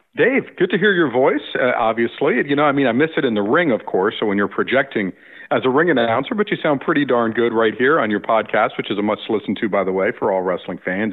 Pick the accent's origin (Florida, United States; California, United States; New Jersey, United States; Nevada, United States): Florida, United States; South; growing up in South Florida